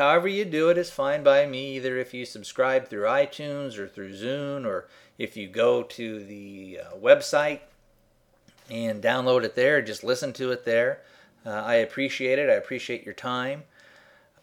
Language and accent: English; Arizona, United States; I'm from Arizona